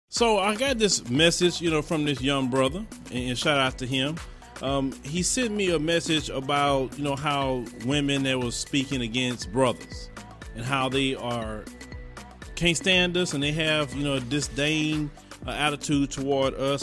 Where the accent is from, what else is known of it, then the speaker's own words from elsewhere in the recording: Chicago, Illinois, United States; I'm from Chicago